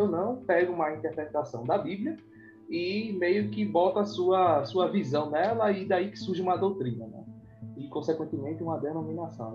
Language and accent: Portuguese; Peixinhos, Pernambuco, Brazil; eu cresci em Peixinho